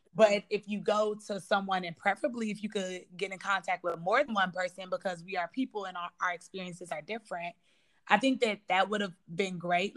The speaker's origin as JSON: {"language": "English", "town": "Chicago", "region": "Illinois", "country": "United States", "said": "I'm from the South Side of Chicago"}